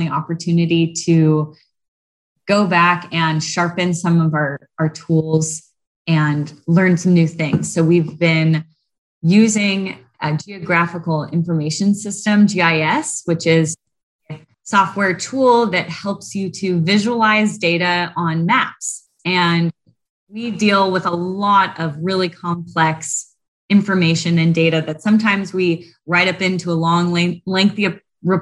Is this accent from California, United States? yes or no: yes; Southern California, United States; I grew up in Southern California